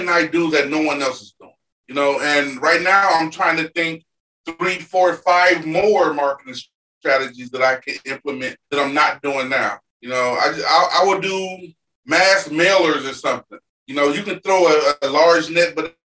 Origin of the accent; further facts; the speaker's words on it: Chicago, Illinois, United States; we're from the same city. We're both from Chicago